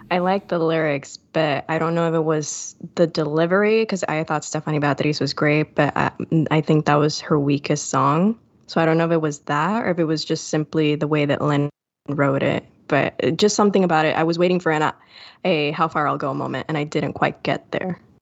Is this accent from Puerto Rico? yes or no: yes; Puerto Rico; I'm from Puerto Rico